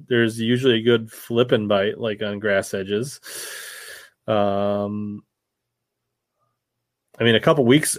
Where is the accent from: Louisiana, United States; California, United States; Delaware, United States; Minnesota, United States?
Minnesota, United States; we're from Minnesota